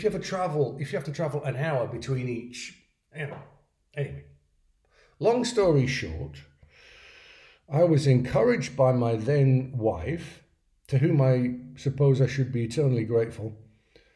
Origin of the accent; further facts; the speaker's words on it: England, United Kingdom; moved away as an adult; also born or lived in London; now in Vienna, Austria; I say that as an English person